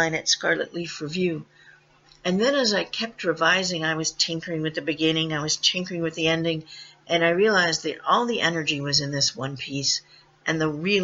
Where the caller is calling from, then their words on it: Merrimack, Massachusetts, United States; I'm calling in from Massachusetts